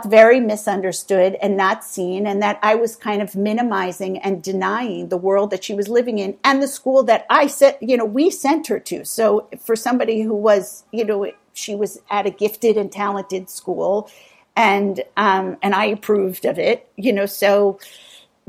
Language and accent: English; East Coast, United States; I grew up on the East Coast in a high-pressured, affluent town with really academically oriented and education-centric parents